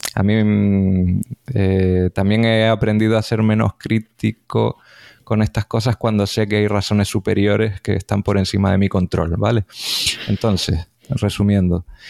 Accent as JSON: {"language": "Spanish", "region": "Canary Islands", "country": "Spain", "said": "eso nos llevó a conocernos como divulgadores canarios"}